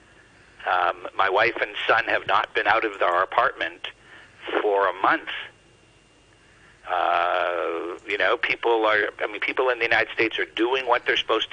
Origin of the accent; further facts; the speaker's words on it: Canada; as a Canadian